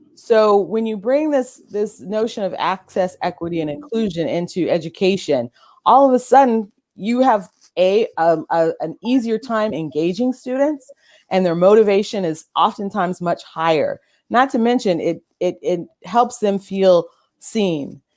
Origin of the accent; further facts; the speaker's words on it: Orange County, California, United States; I'm from Orange County, California